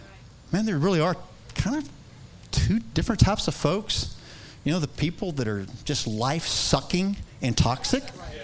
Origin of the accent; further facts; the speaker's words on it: Texas, United States; I don't know a whole lot about sheep. Okay, even though I'm from West Texas